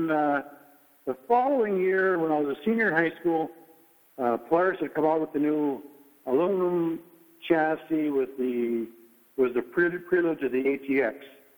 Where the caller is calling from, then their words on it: Cape Coral, Florida, United States; I'm calling in from Cape Coral, Florida